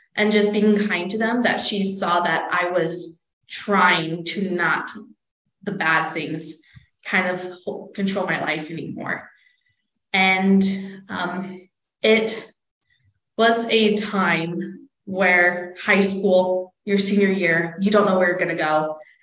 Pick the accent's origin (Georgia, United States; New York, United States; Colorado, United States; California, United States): California, United States; Palmdale; moved away as an adult; now in Rexburg, United States; I'm actually from Southern California, Los Angeles area. If you don't know where that is, just look up Mojave Desert or Palmdale.